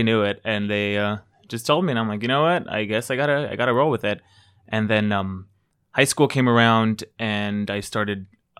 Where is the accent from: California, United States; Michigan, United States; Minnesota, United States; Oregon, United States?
California, United States; South Gate; I grew up in Southgate. I don't know if you guys know where that is. It's close to Downey.